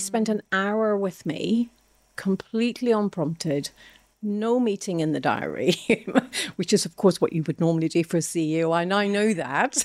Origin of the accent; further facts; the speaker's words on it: Ireland; now in England, United Kingdom; I'm Irish. Uh, moving to England from a very small country of Ireland was a phenomenal shock.